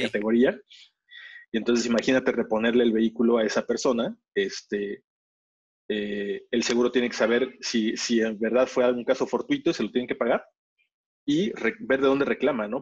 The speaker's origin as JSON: {"language": "Spanish", "country": "Mexico", "also_born_or_lived": "England", "moved": "as an adult", "said": "siendo mexicano en Inglaterra"}